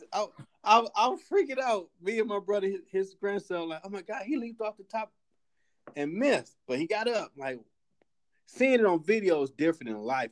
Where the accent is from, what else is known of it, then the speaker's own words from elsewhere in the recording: United States; we're American